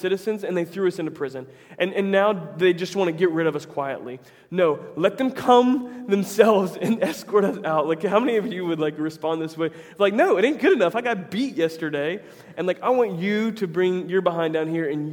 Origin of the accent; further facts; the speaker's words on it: Tampa, Florida, United States; my hometown team is getting a lot better, the Tampa Bay Rays